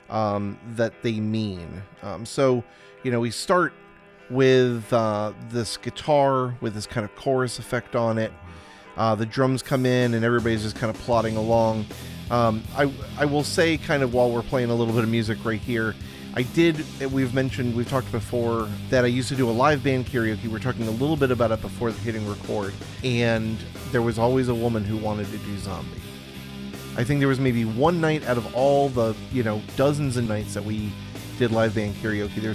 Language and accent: English; Ireland; even though I'm Irish, it wasn't me. I didn't do it. Because being Irish, it was quite hard, especially in the UK, when there was so much tension.